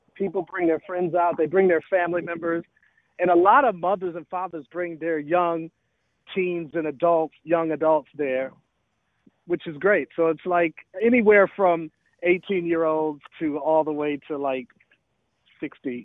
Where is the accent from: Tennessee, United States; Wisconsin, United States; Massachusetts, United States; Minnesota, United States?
Wisconsin, United States; Milwaukee; born or raised there; moved away; also born or lived in Atlanta, Georgia